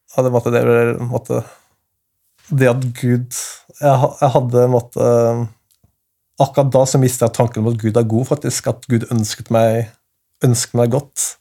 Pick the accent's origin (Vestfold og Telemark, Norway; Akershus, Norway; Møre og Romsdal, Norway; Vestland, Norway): Akershus, Norway; Asker; Jeg kommer fra Norge. Mm. Asker, som er rett ved Oslo